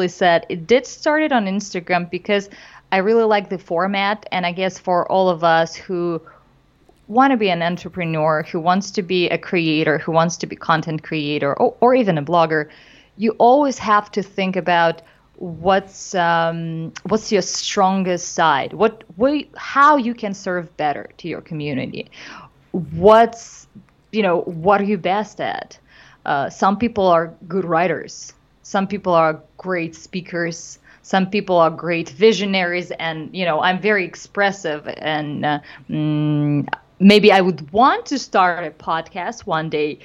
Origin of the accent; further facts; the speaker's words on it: Moscow, Russia; moved away as an adult; now in Los Angeles, United States; I did comedy back home in Russia. I'm originally from Moscow, Russia.